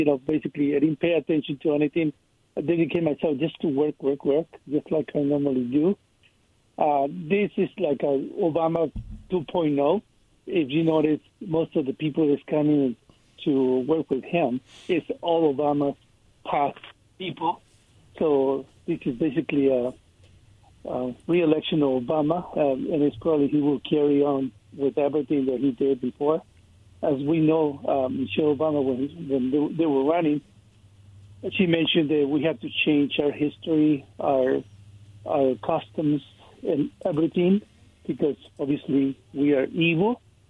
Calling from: Kennewick, Washington, United States; This is … from Kennewick.

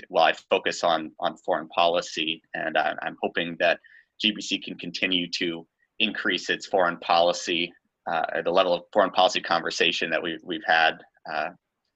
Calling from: Plymouth, Massachusetts, United States; I'm calling in from Plymouth, Massachusetts, where I'll be for this semester

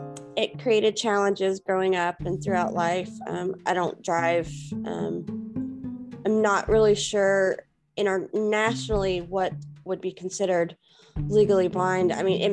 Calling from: Louisiana, United States; Louisiana, stateside in the United States.

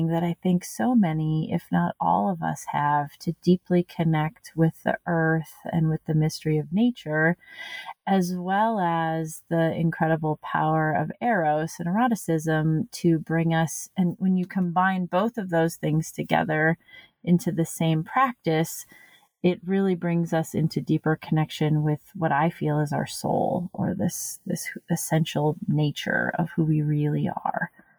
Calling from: Red River Gorge, Kentucky, United States; I use she, her pronouns. And right now I am calling in from Ten Sleep, Wyoming, but my usual home is the Red River Gorge in Kentucky.

